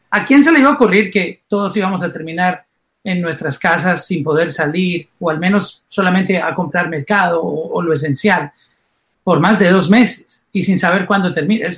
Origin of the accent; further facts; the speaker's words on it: Colombia; now in Miami, United States; como soy colombiano